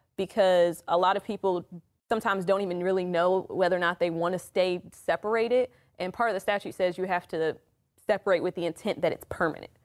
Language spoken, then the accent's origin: English; DC metro area, Maryland, United States; moved away; I am originally from the Maryland, D C metro area.